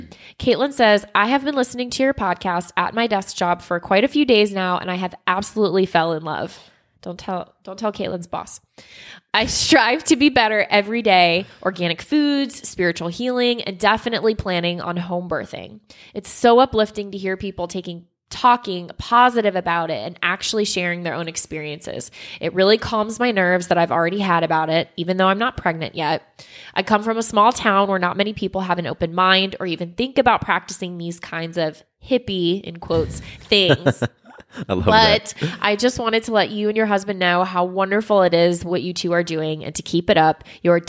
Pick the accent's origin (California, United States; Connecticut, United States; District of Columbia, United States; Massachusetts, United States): California, United States; Sacramento; I'm from Sacramento, California, by the way. If you're ever out here, let me know.